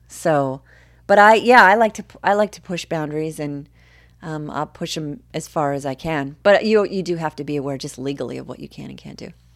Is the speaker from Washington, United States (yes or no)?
yes; Seattle, Washington, United States; now in Los Angeles, United States; I grew up in Seattle, which was a very, you know, very different place than the L A my kids are growing up in now